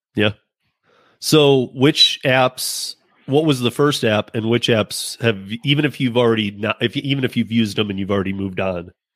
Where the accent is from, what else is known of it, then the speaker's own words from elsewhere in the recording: Michigan, United States; I'm from Michigan. Um, my family grew up uh, working Ford Motor